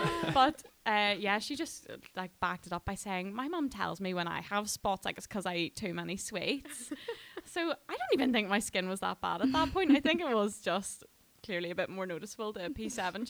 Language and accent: English; Dungannon, Northern Ireland, United Kingdom; I'm from Dungannon